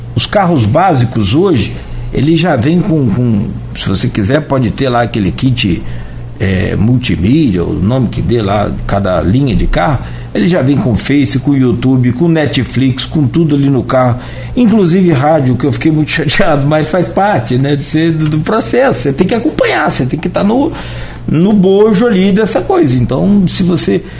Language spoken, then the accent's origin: Portuguese; Italva, Rio de Janeiro, Brazil; porque eu sou de Italva e toda referência que a gente tem de saúde em Italva é, é Itaperuna